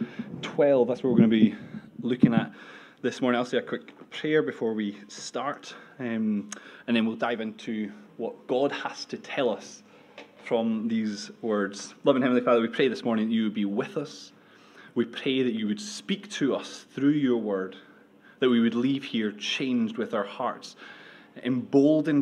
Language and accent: English; United Kingdom; also born or lived in Edinburgh; We're British